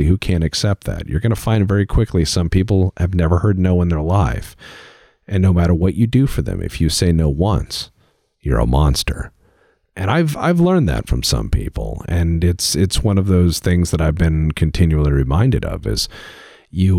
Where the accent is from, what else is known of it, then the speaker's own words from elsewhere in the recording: United States; as an American